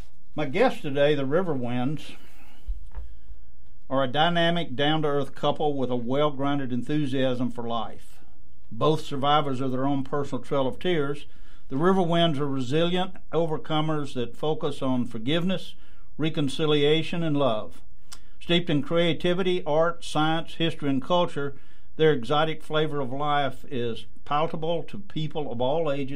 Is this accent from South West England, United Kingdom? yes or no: no; Highlands of Scotland, United Kingdom; I'm Scottish and from the Highlands of Scotland, and we are the indigenous people of Scotland